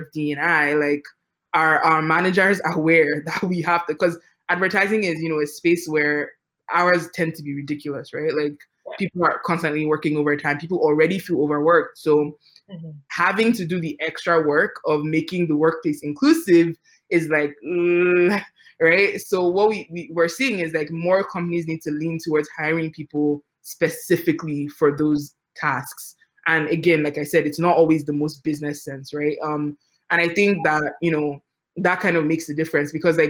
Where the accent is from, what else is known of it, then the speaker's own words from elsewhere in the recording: Nigeria; moved away; I'm an immigrant, right? So, like, I grew up in Nigeria